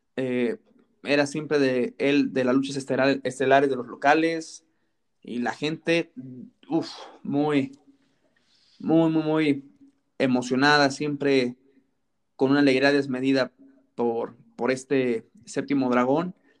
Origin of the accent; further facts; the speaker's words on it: Salamanca, Guanajuato, Mexico; yo soy de Salamanca, Guanajuato